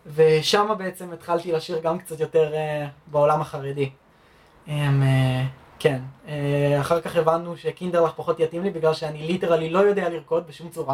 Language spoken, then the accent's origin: Hebrew; Rosh HaAyin, Central District, Israel; moved away as an adult; now in Germany; נולדתי פה בארץ